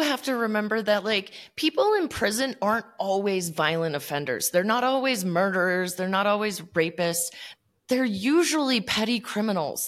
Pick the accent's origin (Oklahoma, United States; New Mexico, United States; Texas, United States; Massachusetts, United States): New Mexico, United States; I grew up in New Mexico